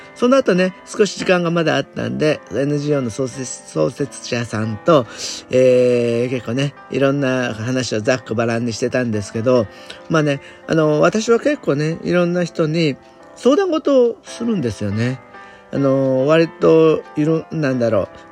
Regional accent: Japan; 私みたいな純粋な日本人

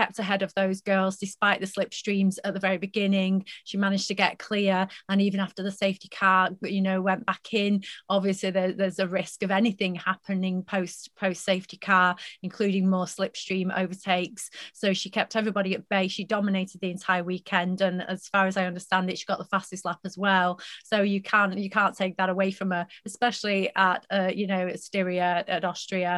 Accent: United Kingdom; as British fans, as British followers

